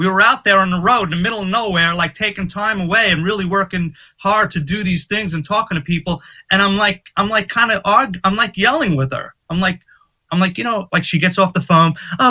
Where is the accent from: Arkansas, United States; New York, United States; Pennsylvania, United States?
New York, United States; growing up in New York, you always dream of playing Madison Square Garden.